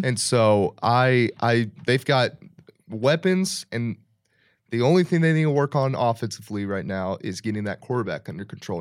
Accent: Dallas, Texas, United States; I grew up in the Dallas area

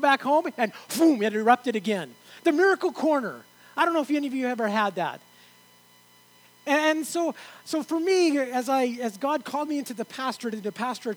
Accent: Oregon, United States; moved away as an adult; also born or lived in San Andreas (birthplace, uncertain); now in Canada; I moved to Oregon, spent a lot of my teen years in Oregon

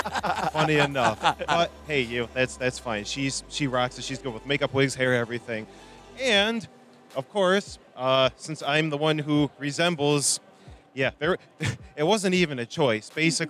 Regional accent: Calumet City, Illinois, United States; The suburb of Chicago that I am from, I am not kidding you, I am from Calumet City, Illinois. Okay. I am actually from Calumet City

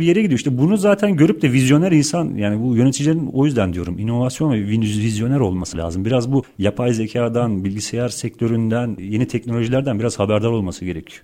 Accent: Turkey; bir Türk olarak

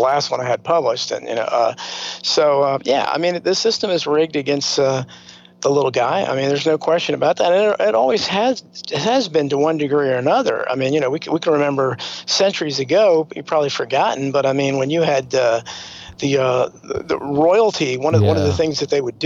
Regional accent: United States; we grew up in America

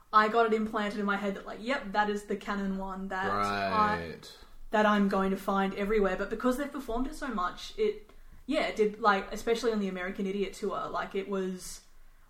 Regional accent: hometown between Cobram and Shepparton, Victoria, Australia; near my hometown

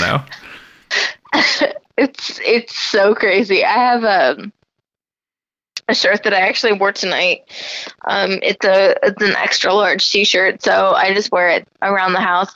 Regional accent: Warsaw, Indiana, United States; moved away; we grew up in Warsaw, Indiana, and everyone is Christian

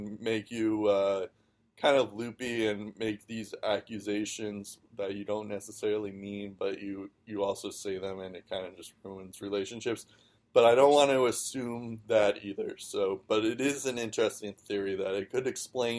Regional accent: United States

